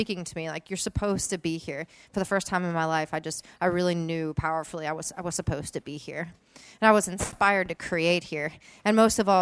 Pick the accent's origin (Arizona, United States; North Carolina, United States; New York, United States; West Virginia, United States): West Virginia, United States; Princeton; moved away as an adult; I grew up in Princeton in Mercer County